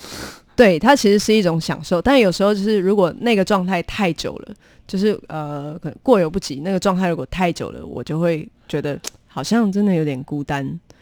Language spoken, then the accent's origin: Chinese; Taichung, Taiwan; 我是台中人